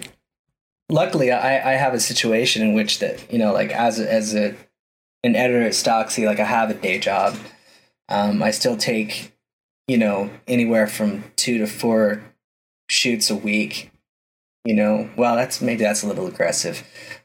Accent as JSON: {"language": "English", "region": "Utah", "country": "United States", "said": "my home state of Utah"}